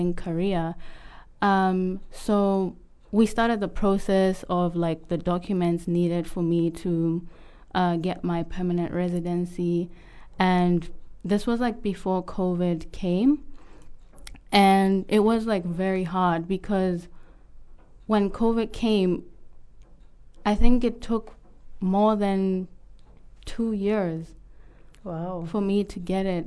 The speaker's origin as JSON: {"language": "English", "country": "Botswana", "moved": "as an adult", "lives_now": "Auckland, New Zealand", "said": "I'm from Botswana originally."}